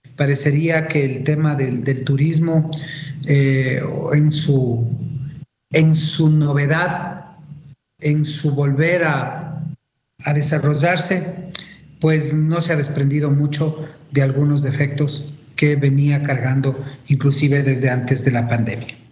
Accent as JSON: {"language": "Spanish", "country": "Ecuador"}